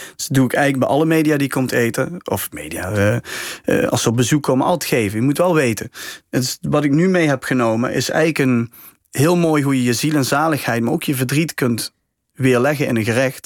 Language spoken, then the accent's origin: Dutch; Helmond, North Brabant, Netherlands; bij ons in Helmond